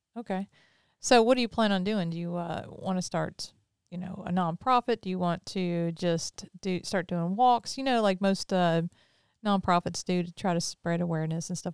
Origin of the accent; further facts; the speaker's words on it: Pearl, Mississippi, United States; also born or lived in Brandon, Mississippi; And I'm from Mississippi. I always have been. Grew up in Pearl, live in Brandon